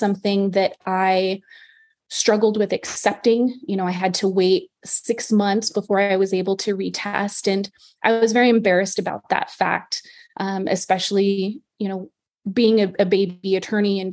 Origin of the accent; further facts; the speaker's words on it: El Paso, Texas, United States; I'm originally from Texas. I was born and raised in El Paso